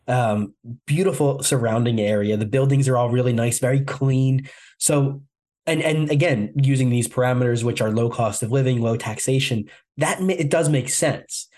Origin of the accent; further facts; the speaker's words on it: New Jersey, United States; That's my home state. I, I, live in New Jersey